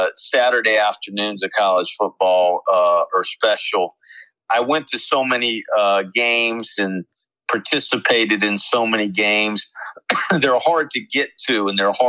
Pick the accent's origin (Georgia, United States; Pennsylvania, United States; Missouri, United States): Pennsylvania, United States; Pittsburgh; moved away; I grew up in Pittsburgh